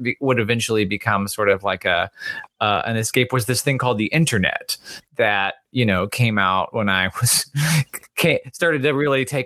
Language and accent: English; the South, United States; I grew up in the South